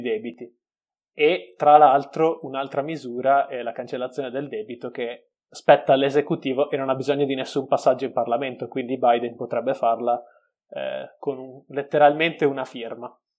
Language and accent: Italian; Veneto, Italy; essendo veneto